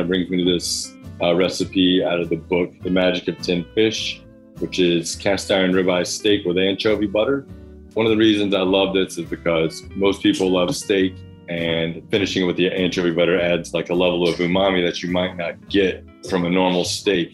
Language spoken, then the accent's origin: English; the South, United States; now in Brooklyn, United States; I grew up in the South learned to love the grill